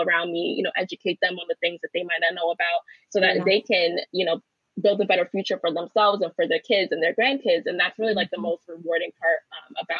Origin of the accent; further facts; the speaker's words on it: New York City, New York, United States; I grew up in Crown Heights